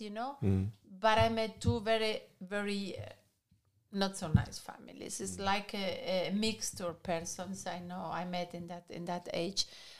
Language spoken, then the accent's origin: English; Madrid, Community of Madrid, Spain; English is a second language; I come from Spain, from Madrid, making party until 7 o'clock in the morning on the next day